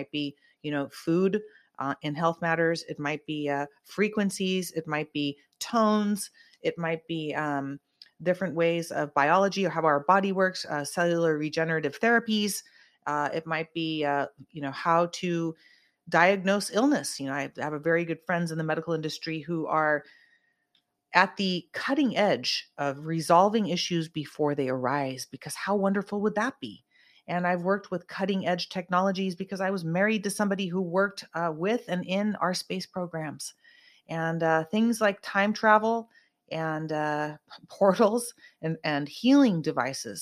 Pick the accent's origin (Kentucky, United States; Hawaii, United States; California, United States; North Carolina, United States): California, United States; Santa Cruz; I'm from Santa Cruz. We grew up like